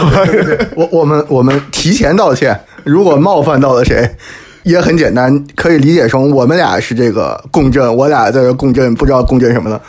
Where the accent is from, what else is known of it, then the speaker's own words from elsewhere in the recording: Hebei, China; now in Paris, France; 我老家是河北的